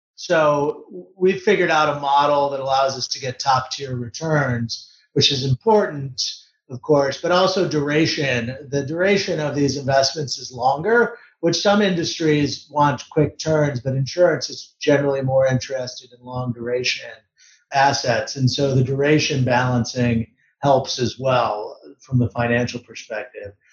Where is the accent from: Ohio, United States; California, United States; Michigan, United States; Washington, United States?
Michigan, United States; Detroit; grew up in Detroit working on cars